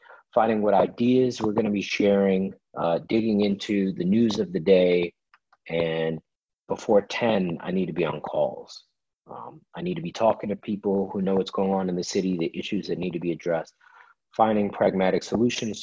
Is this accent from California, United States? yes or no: no; Washington, District of Columbia, United States; born and raised in Washington, D.C.